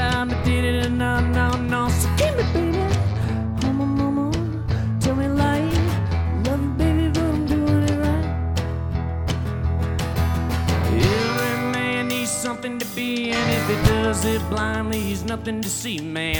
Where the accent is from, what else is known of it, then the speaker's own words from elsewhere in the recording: Texas, United States; now in Colorado, United States; But I did not enjoy it growing up